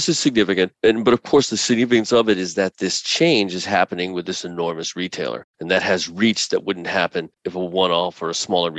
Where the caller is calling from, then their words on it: New York City, New York, United States; Actually, New York City. So it's been cold, but we are fortunate that we don't have any snow right now.